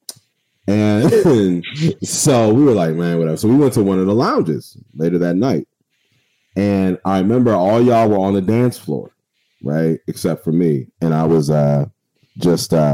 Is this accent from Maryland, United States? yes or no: yes; Waldorf, Maryland, United States; I'm from Charles County. I'm from Waldorf